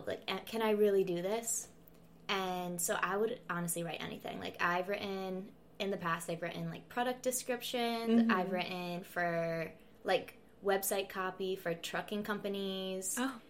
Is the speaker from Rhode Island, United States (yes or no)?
yes; Rhode Island, United States; Rhode Island.